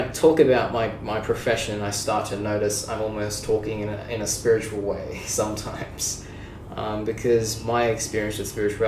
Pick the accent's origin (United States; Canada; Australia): Australia; Sydney, New South Wales; I'm from Sydney, Australia.